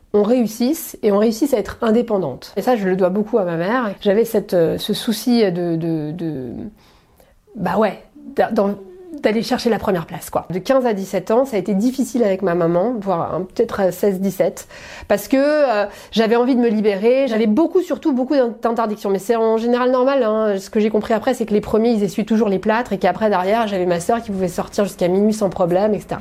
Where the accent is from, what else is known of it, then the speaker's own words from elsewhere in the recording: Paris, Île-de-France, France; j'ai grandi à Paris, j'ai fait toute, mes, toute ma scolarité à Paris